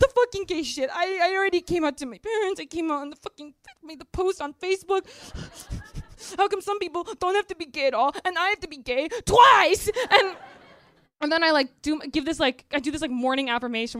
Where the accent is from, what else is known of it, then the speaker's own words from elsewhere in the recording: Midwest, United States; I grew up in the Midwest